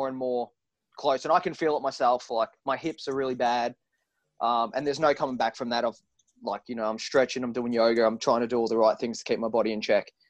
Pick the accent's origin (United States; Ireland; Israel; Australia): Australia; Werribee, Victoria; We're all from Werribee